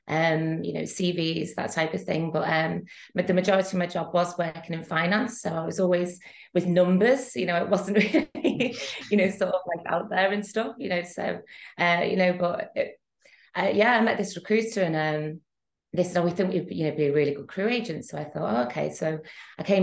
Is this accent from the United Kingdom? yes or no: yes; Liverpool, North West England, United Kingdom; moved away as an adult; now in Antibes, France; I'm originally from Liverpool, but now I live in Antibes, France